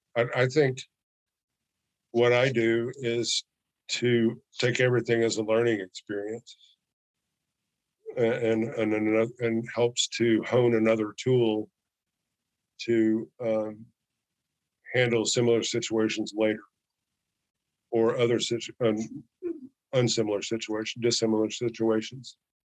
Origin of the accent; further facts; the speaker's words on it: Chicago, Illinois, United States; I came from a very violent town. I moved here from Chicago, and it's getting, you know, carjacking is a sport, you know, in Chicago.